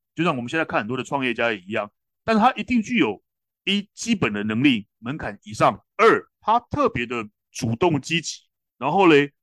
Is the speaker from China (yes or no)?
no; Taiwan; 我们台湾人